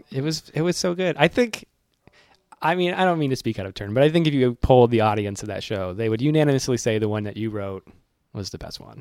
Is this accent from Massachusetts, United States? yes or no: yes; Worcester, Massachusetts, United States; now in New York, United States; what hometown am I from? Worcester.